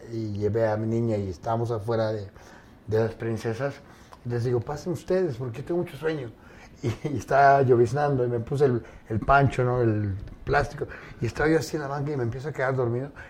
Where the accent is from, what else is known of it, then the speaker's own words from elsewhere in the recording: Guadalajara, Jalisco, Mexico; fui a mi tierra, Guadalajara, y soy tapatío.